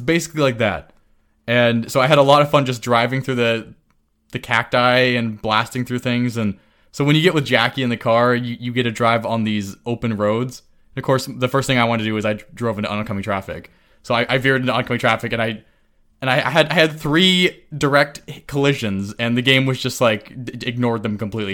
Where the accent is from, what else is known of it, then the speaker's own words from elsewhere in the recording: California, United States; as a Californian